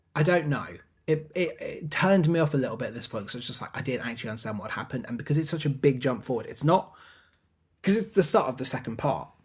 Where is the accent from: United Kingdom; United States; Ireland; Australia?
United Kingdom; England; we're English